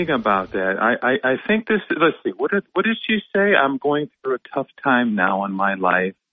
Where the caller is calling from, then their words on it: Binghamton, New York, United States; Yes, good morning, Bob. … from Binghamton.